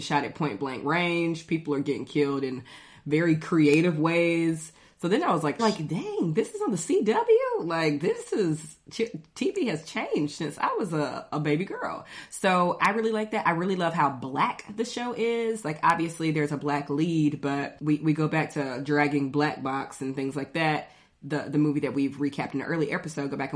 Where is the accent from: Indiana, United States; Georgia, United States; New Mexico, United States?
Georgia, United States; Athens; I'm from Athens, Georgia